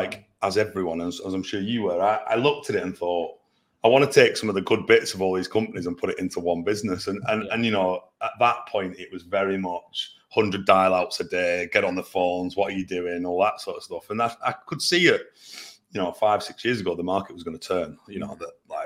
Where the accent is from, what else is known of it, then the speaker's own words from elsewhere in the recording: Burnley, North West England, United Kingdom; also born or lived in London; now in Manchester, United Kingdom; I'm from Burnley